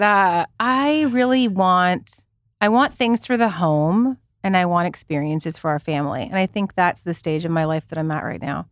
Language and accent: English; Canada; moved away; as a Canadian who never celebrated Thanksgiving, even the Canadian one, 'cause my parents were not Canadian. They were, you know, European